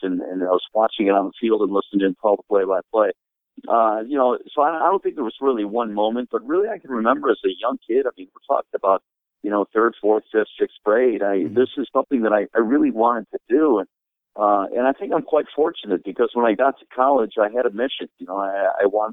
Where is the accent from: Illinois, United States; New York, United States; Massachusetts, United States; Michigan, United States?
Michigan, United States; Sterling Heights; also born or lived in Detroit, United States / Anaheim, United States; I grew up in Detroit, and actually was born in Detroit, but my family moved to Sterling Heights when I was in sixth grade, so I basically grew up in the Sterling Heights area